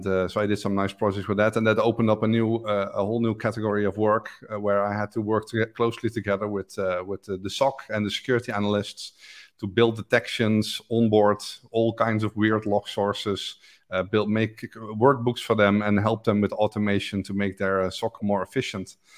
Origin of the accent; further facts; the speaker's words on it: Netherlands; English is a second language; from the Netherlands